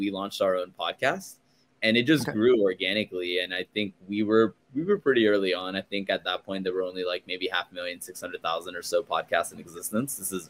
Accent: Glendale, California, United States; also born or lived in Chicago; I am born and raised in Los Angeles, in a small, not small, but in a town called Glendale

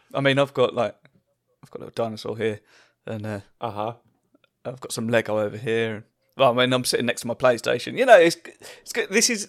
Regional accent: East of England, United Kingdom; I'm from Essex

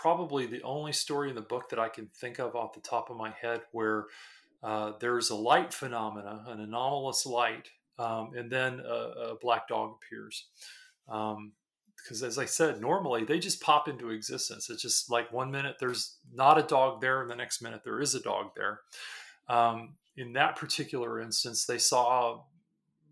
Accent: San Antonio, Texas, United States; moved away; also born or lived in American South; I was born originally, and I was born in San Antonio, Texas, and have been all over the South

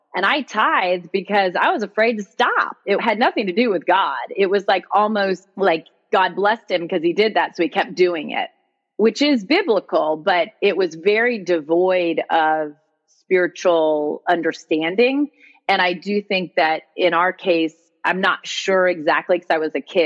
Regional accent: Connecticut, United States; moved away; also born or lived in Miami, Florida / Boston / New York; I was raised in Connecticut in a pretty typical middle-income family

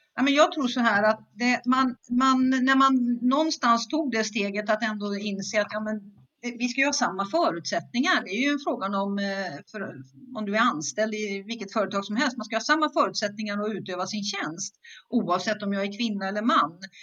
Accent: Skövde, Västra Götaland, Sweden; jag är född och uppvuxen i Skövde i Västergötland

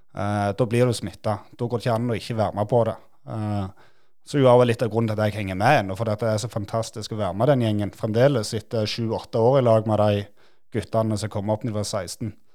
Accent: Nærbø, Rogaland, Norway; Vi, vi liker oss godt der vi er fra, og liker oss godt hjemme

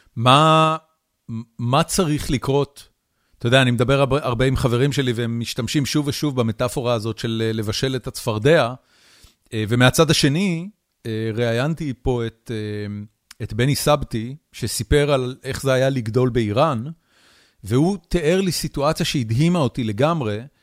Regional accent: Israel; also born or lived in United States; בתור ישראלי אה, אה, ליברלי וממלכתי

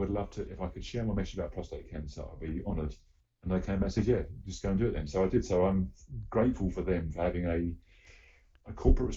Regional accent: United Kingdom; I am proudly British

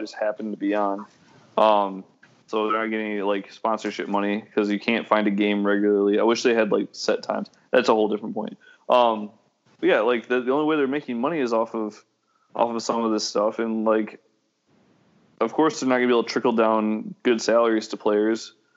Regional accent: Midwest, United States; now in Orlando, United States; I'm like I'm like Midwesterner

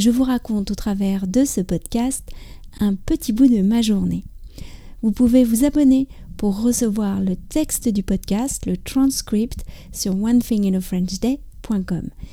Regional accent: France; also born or lived in near Paris; je suis française

